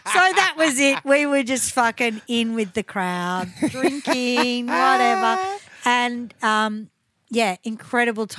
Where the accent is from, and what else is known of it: Australia